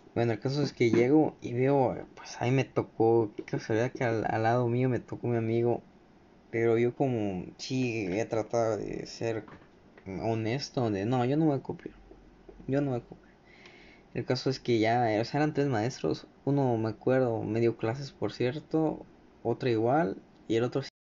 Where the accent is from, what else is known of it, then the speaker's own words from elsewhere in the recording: Mexico; aquí en México de donde soy